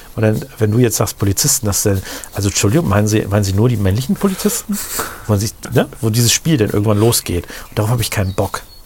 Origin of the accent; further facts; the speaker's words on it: Rotenburg, Germany; im Krankenhaus in Rothenburg mhm. wo ich geboren bin in dem Krankenhaus